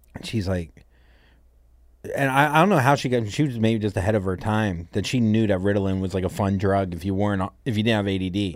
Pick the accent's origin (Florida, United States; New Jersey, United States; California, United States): Florida, United States; Port St. Lucie; moved away as an adult; also born or lived in Miami, Florida / New York City; my family moved to a place called Port Saint Lucie, Florida